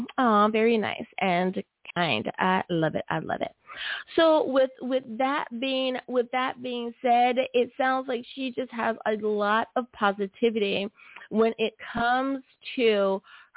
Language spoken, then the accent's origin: English; United States; my home country, good old US